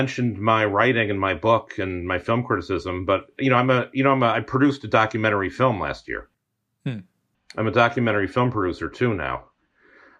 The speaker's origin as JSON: {"language": "English", "region": "New England", "country": "United States", "said": "I come from New England"}